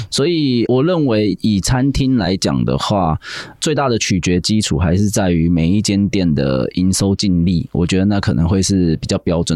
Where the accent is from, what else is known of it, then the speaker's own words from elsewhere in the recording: Taiwan; moved away as an adult; also born or lived in Hong Kong; 尤其是我们台式的文化，非常的吃我们台湾人这三个字